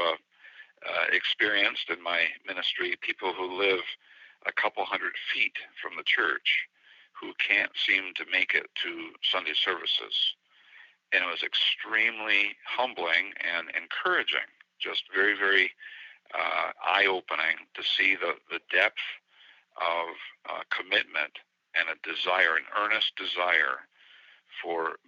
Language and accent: English; United States; I'm the American